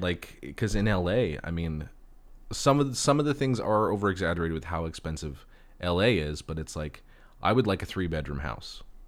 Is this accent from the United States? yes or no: yes; Los Angeles, California, United States; I was born and raised in Los Angeles